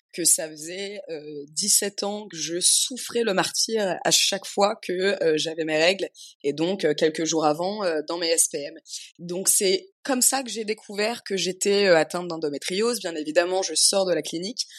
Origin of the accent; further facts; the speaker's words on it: Paris, Île-de-France, France; moved away as an adult; also born or lived in Amsterdam; now in Tulum, Mexico; je suis née, j'ai grandi à Paris